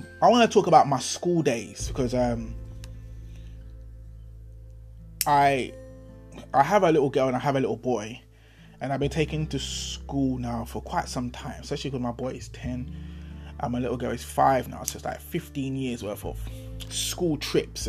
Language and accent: English; London, United Kingdom; I was from Dulwich. No one from Dulwich went to my school.